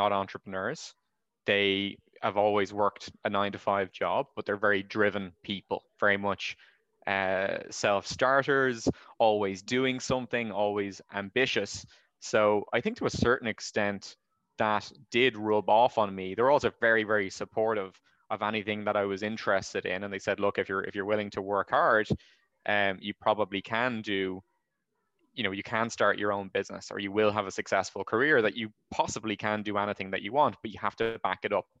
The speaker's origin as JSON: {"language": "English", "town": "Rush", "region": "Leinster", "country": "Ireland", "tie": "born or raised there", "moved": "yes", "lives_now": "Valencia, Spain", "said": "Well, I grew up in Rush, which is a seaside town in North Dublin."}